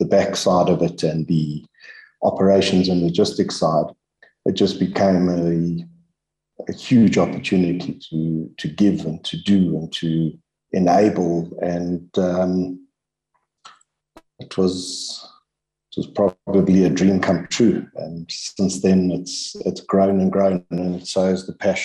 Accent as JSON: {"language": "English", "town": "Germiston", "region": "Gauteng", "country": "South Africa", "tie": "born or raised there", "said": "growing up in Germiston being a small town"}